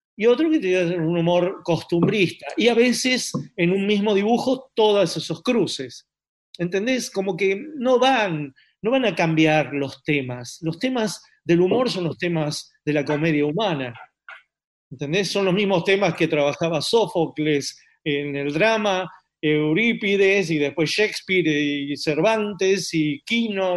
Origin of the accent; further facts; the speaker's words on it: Buenos Aires, Argentina; also born or lived in San Isidro; yo nací en San Isidro, al año y medio mis padres eh, me trajeron a, una casa en, en, Boedo, es decir, mi infancia es Boedo